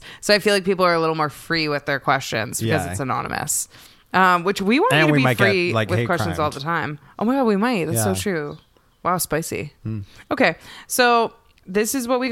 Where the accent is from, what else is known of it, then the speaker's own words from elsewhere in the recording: Canada; we're Canadian.